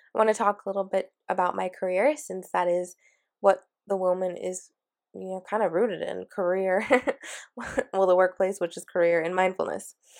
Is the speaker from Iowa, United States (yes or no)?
no; Washington, United States; moved away as an adult; also born or lived in San Francisco, California; I am from Washington, and I was born and raised here, and I literally lived in the same city, in the same house my entire life.